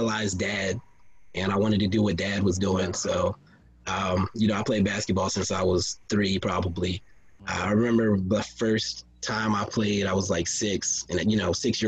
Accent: Texas, United States; I was growing up in Texas

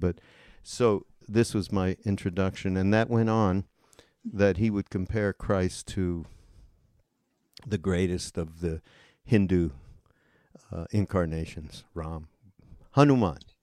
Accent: Montreal, Quebec, Canada; moved away; I grew up in Montreal

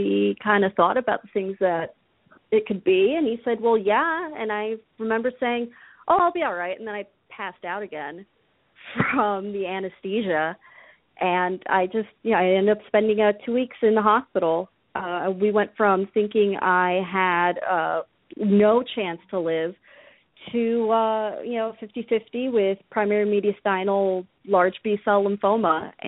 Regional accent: New Jersey, United States; now in Minneapolis, United States; No, I'm calling in from Minneapolis, but I grew up in Jersey.

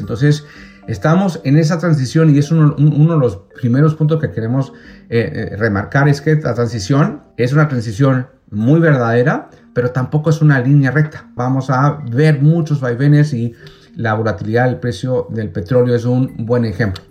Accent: Chile; mi país de origen, Chile

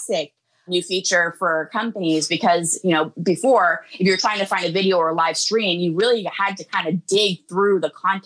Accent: Canada; I'm Canadian

